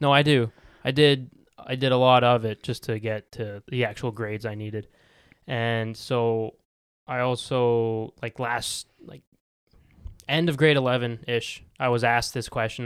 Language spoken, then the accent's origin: English; Calgary, Alberta, Canada; I was born in Calgary. I'm bo-, I'm, I'm here. I was born here.